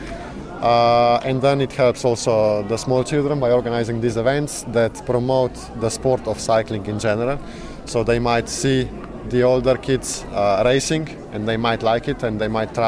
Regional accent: Slovenia; I was not born in Yugoslavia, I was born in Slovenia

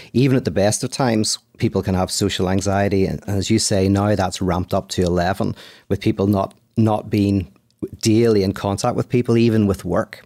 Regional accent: Belfast, Northern Ireland, United Kingdom; now in Los Angeles, United States; I'm from Ireland, from Belfast, live in Los Angeles

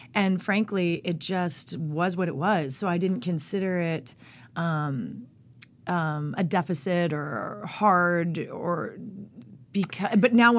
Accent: Norco, California, United States; also born or lived in Long Beach; Well, I was born in Long Beach. Born in Long Beach, grew up in Norco, California.

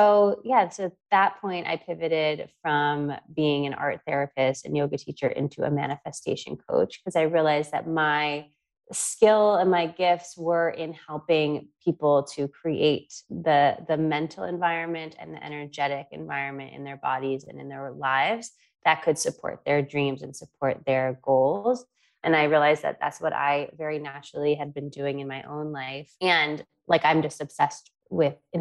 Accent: New York, United States; moved away; I am from New York originally

